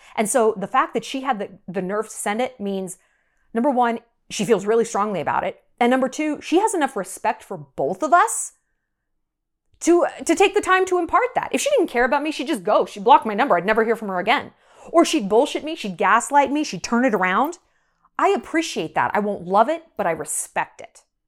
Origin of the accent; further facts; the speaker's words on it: United States; also born or lived in New York; now in Montana, United States; I'm an American